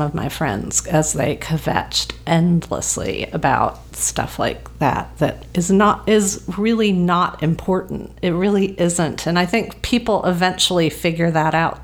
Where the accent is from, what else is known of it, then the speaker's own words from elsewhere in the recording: the South, United States; now in Los Angeles, United States; I was raised in the South